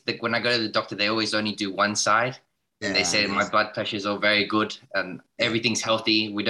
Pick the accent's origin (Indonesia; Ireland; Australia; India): Australia; Sydney, New South Wales; I'm from Sydney, Australia.